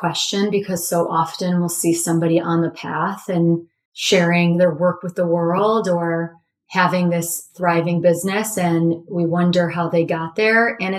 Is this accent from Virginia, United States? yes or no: no; Chicago, Illinois, United States; I grew up in Chicago, studied business marketing in undergrad.